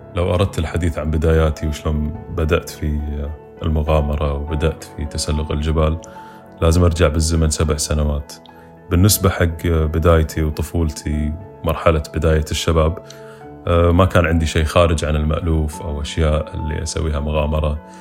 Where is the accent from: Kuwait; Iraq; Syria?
Kuwait; بالكويت ما عندنا